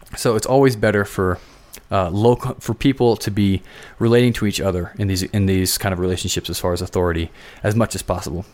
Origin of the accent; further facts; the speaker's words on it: Philadelphia, Pennsylvania, United States; now in Colorado, United States; I'm from Philadelphia